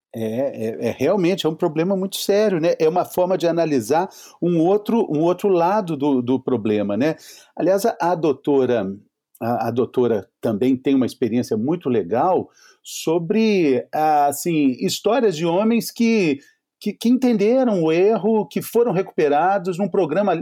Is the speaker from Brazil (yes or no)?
yes; Minas Gerais, Brazil; eu sou mineiro